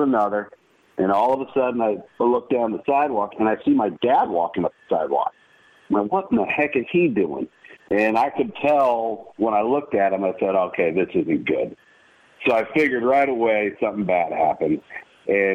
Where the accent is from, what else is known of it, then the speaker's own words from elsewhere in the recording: San Diego, California, United States; also born or lived in Arizona; From my birth to when I went off to Georgia Tech, we moved one time, and that was from Arizona State to San Diego State